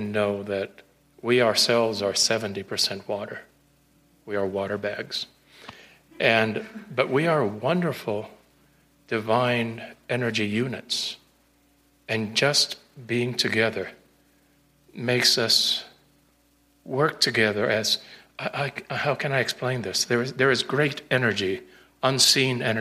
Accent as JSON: {"language": "English", "country": "Puerto Rico", "also_born_or_lived": "Ashland, Oregon", "second_language": "English", "moved": "yes", "lives_now": "Colorado Springs, United States", "said": "I'm originally from Puerto Rico"}